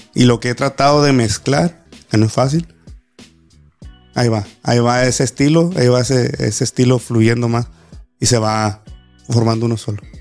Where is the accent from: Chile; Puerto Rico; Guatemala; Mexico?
Mexico; Los Cabos, Baja California Sur; yo ser de aquí, de Los Cabos, nativo de aquí, de mi tierra